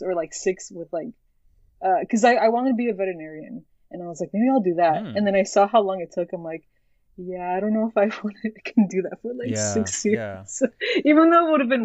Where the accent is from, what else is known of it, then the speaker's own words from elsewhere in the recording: Newport Beach, California, United States; also born or lived in Mexico; So I grew up in Orange County. I'm from Newport Beach, I guess, more down in Southern California